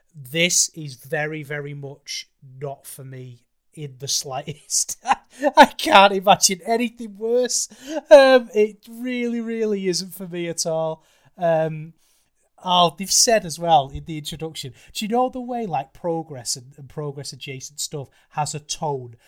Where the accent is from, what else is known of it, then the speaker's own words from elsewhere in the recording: United Kingdom; as a British fan